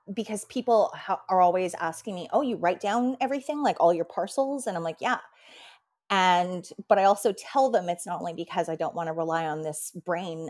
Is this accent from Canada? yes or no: yes; Canada; even being Canadian